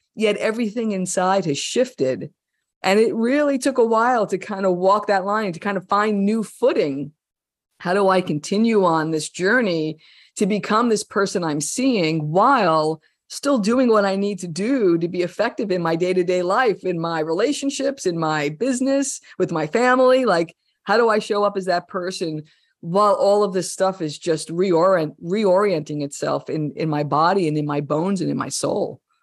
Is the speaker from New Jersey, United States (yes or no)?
yes; New Jersey, United States; I was a kid from Jersey.